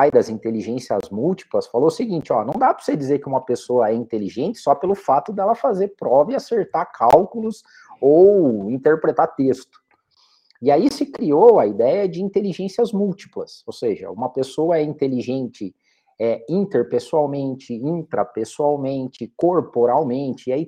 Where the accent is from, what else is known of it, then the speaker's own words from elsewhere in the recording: Curitiba, Paraná, Brazil; eu sou aqui de Curitiba, nascido e criado, já andei por outras cidades, trabalhei para fora também, mas eu sou de Curitiba também